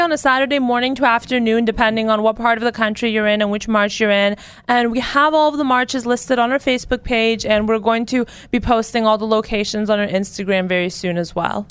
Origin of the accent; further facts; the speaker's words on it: California, United States; I'm from California